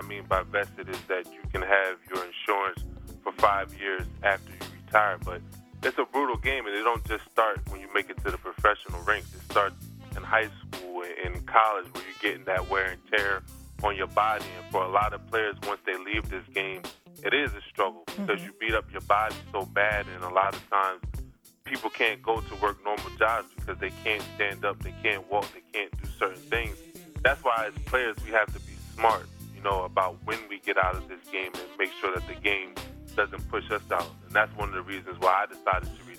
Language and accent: English; Delaware, United States; accent: Delaware; my Delaware accent.